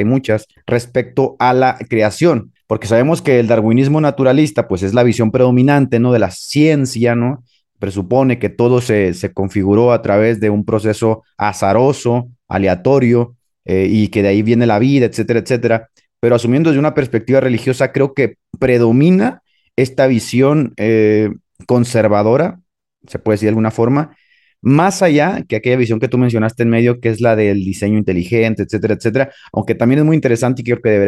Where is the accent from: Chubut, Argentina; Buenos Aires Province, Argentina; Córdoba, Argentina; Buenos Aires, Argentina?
Chubut, Argentina; Trelew; Pues yo soy de la Patagonia, pibe. Soy de la Patagonia.